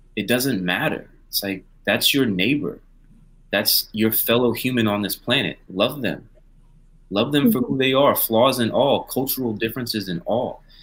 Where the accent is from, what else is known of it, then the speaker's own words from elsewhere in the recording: Pensacola, Florida, United States; I grew up in in in Pensacola, Florida, which is a more conservative area